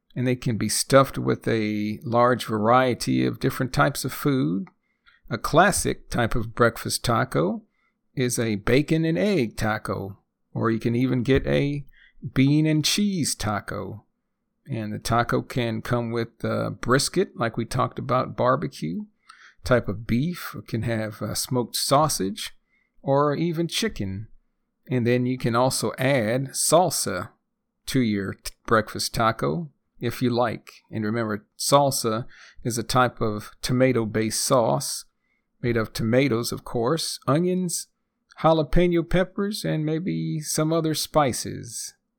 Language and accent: English; United States; first language English; I'm a native English speaker, born and raised in the United States, and a retired engineer living in a small Texas town.